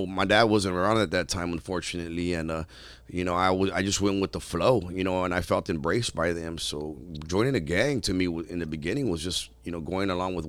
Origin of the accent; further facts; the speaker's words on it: Pico Rivera, California, United States; And unfortunately, where I grew up at was real poor. You know, I grew up in Pico Rivera, and the apartments that were like kind of, I moved around a lot, but that's kind of where I settled in for a little bit.